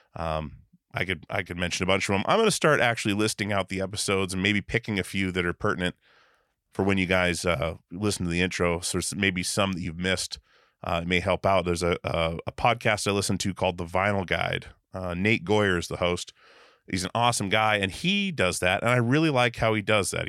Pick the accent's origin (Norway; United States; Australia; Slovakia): United States; Wasilla, Alaska; moved away; Back in Alaska, like Wasilla, Alaska